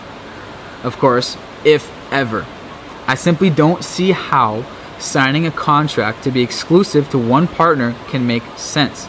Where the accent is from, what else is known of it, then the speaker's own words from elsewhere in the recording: Seattle or Bellevue, Washington, United States; moved away as an adult; my hometown of Seattle or Bellevue